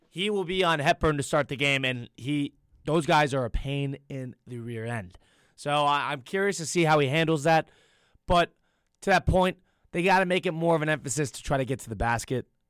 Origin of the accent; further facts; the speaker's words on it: Connecticut, United States; I'm from Connecticut